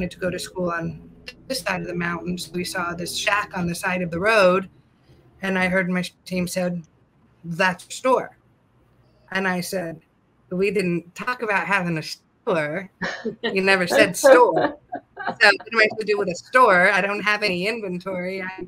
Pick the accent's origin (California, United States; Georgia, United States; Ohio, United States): California, United States; now in Madison County, North Carolina, United States; I'm from California